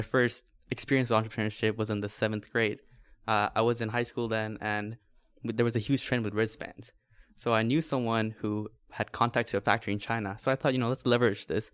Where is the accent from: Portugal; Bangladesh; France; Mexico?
Bangladesh; moved away as an adult; I was born and raised in Bangladesh